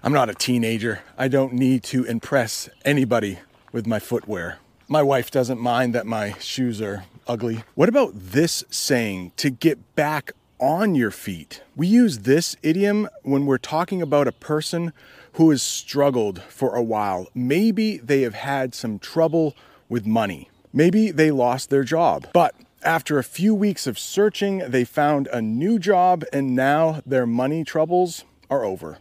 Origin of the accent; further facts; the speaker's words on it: United States; I am an American